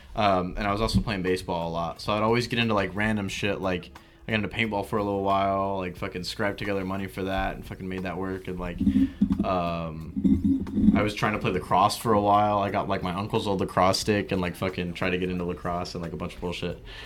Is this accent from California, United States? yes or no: yes; Milpitas, California, United States; also born or lived in San Francisco; I'm from San Jose, or Milpitas, actually, to be more specific, but San Jose for people who don't know the area